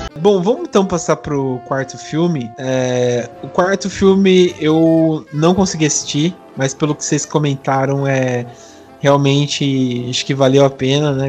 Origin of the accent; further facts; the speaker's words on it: Brazil; como sou do interior aqui, bem fugidão mesmo